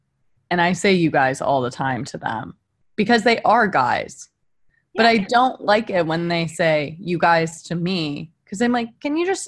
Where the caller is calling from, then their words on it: Kentucky, United States; I'm dialing in from Kentucky and I've embraced my roots and I'm giving you full Southern accent.